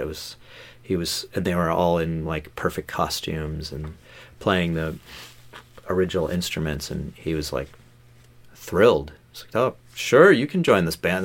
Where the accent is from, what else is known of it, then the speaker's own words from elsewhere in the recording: Los Angeles, California, United States; moved away; I grew up in Los Angeles, like, um, mostly on the West Side, like, uh, I guess, I guess what's, what's now, like, the Pacific Palisades